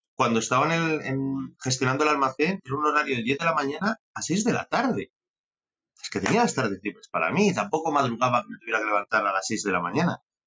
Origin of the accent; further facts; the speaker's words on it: Benavente, Castile and León, Spain; moved away as an adult; also born or lived in San Sebastián; yo soy un, un benaventano de pro, soy un chaval de Benavente que, que su padre tenía restaurantes